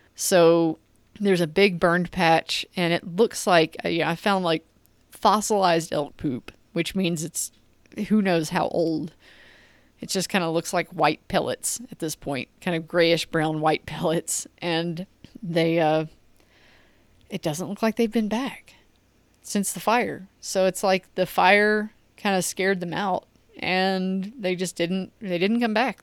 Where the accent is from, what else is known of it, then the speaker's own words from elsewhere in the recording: United States; I'm American